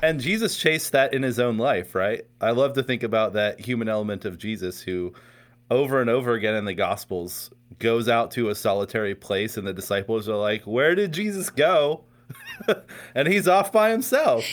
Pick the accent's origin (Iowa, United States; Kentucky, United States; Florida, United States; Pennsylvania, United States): Pennsylvania, United States; Pittsburgh; also born or lived in West Virginia; now in Morgantown, United States; I grew up in Pittsburgh, Pennsylvania, just south of Pittsburgh, actually.